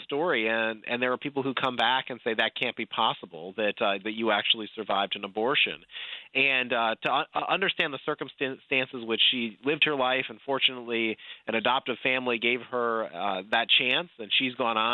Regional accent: New York, United States; moved away as an adult; now in Virginia, United States; I grew up in New York, so I cast my first vote in New York when I was a teenager, and then, you know, I moved to Virginia

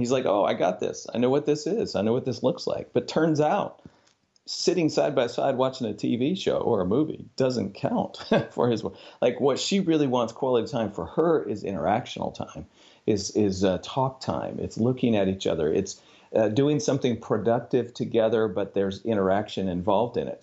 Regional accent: Upper Midwest, United States; now in Arkansas, United States; I'm from the Upper Midwest, uh, originally

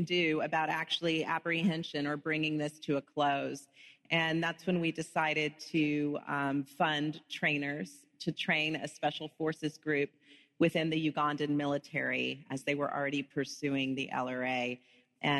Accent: Texas, United States; I was a youth pastor's daughter growing up in Texas

